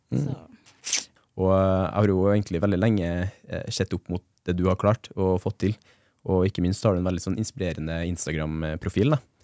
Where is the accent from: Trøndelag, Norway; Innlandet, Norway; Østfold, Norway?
Trøndelag, Norway; Levanger; på Levanger der jeg er fra